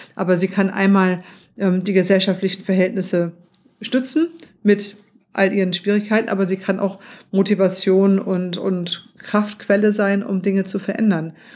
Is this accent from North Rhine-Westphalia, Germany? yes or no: no; Hamburg, Germany; ich bin ja in, in Hamburg aufgewachsen